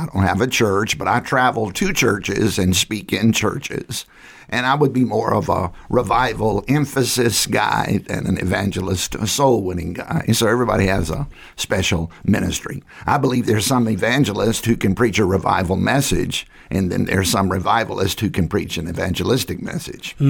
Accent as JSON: {"language": "English", "area": "Southside", "region": "Virginia", "country": "United States", "tie": "born or raised there", "said": "I grew up in Southside, Virginia"}